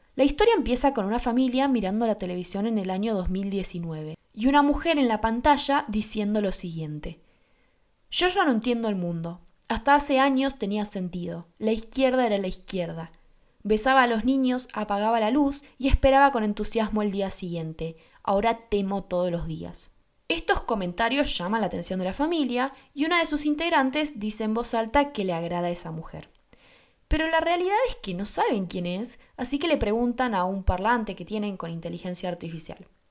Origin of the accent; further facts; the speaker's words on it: Argentina; yo soy de Argentina